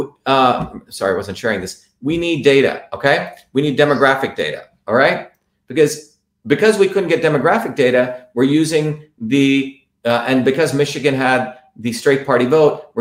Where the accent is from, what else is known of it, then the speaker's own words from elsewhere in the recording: India; I'm from India